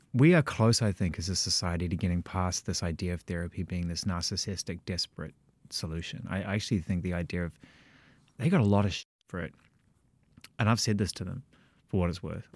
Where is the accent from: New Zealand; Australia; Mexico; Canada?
New Zealand; moved away; also born or lived in London; I'm from, I'm from New Zealand via London.